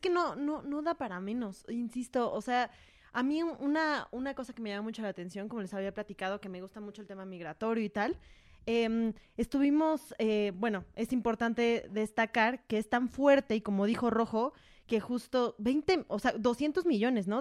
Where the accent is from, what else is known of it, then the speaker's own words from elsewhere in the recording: Mexico; como mexicanos